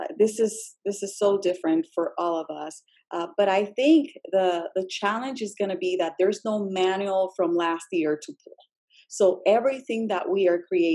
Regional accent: Puerto Rico; English is a second language; moved away as an adult; now in Virginia, United States; I am an English learner myself, being born and raised in Puerto Rico with all of my schooling there

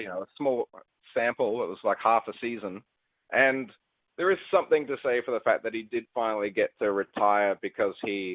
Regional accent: Australia; here in Australia

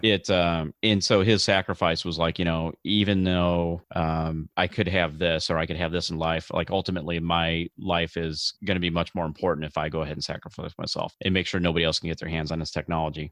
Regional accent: outside of Chicago, Illinois, United States; I grew up outside of Chicago

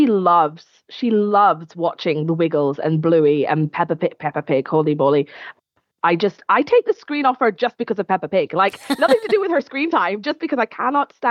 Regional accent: Scotland, United Kingdom; I'm clearly Scottish

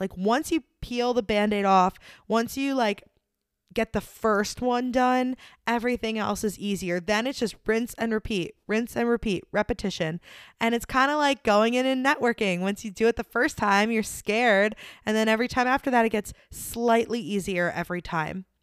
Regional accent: Delaware, United States; moved away as an adult; also born or lived in New York; now in Nashville, United States; I grew up in Delaware

